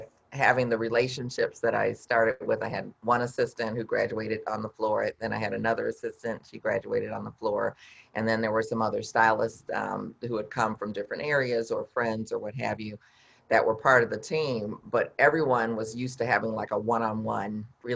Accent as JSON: {"language": "English", "region": "Midwest", "country": "United States", "said": "I'm from the Midwest, so we call it pop"}